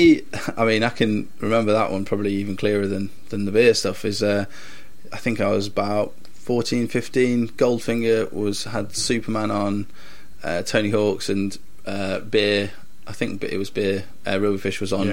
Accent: Stafford, West Midlands, United Kingdom; I'm from Stafford.

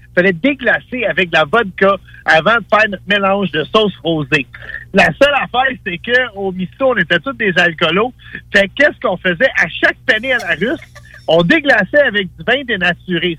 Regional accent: Montreal, Quebec, Canada; je suis un, un, gars qui a grandi dans, dans, les ruelles de l'Est de la ville à Montréal

